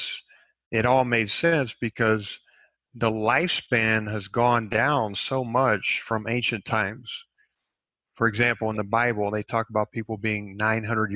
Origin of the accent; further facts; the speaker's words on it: Texas, United States; I grew up in Texas, and Texas is kind of an alpha state in itself.